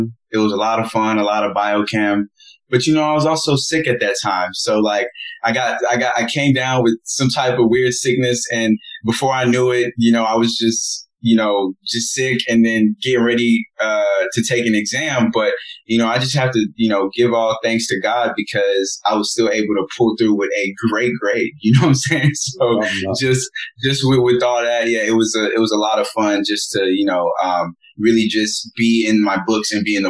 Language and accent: English; Nigeria; being Nigerian